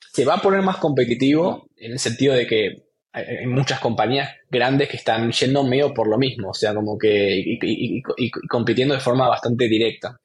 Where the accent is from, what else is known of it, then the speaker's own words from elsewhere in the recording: Argentina; also born or lived in Buenos Aires; estudiando ingeniería informática ingeniería de software en, Buenos Aires, soy argentino